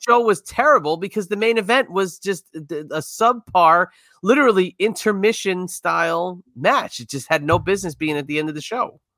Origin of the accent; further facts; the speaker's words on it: New York area, United States; I grew up in the New York area